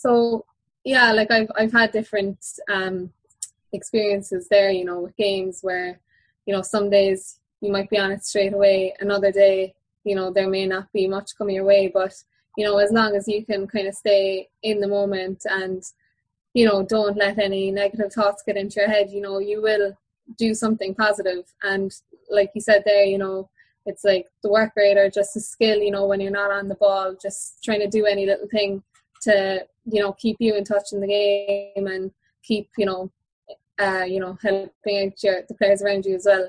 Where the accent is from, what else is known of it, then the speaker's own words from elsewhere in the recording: Kilbrittain, Munster, Ireland; Yeah, massive. It was huge, really. Like, my dad, both my parents are Kilbritton people